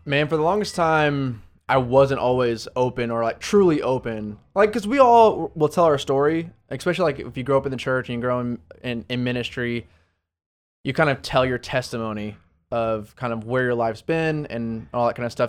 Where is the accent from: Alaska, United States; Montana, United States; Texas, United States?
Texas, United States; Arlington; also born or lived in Dallas, Texas / Florida; I grew up in the Dallas, Fort Worth area, lived in Arlington most of my life